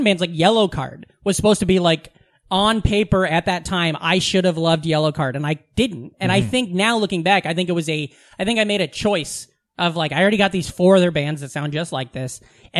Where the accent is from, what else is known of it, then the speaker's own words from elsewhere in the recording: small farm town near Omaha, Nebraska, United States; moved away; I grew up in a small farm town, but I also have this like experience because of going to Omaha, which was a much bigger city.